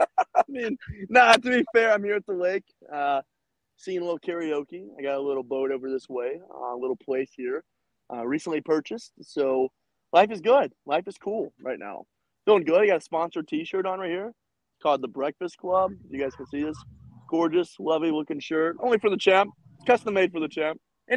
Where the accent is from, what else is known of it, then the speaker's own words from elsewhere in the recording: Bristol, Tennessee, United States; I am the most famous name that lives in Bristol, Tennessee, being a world traveling champion.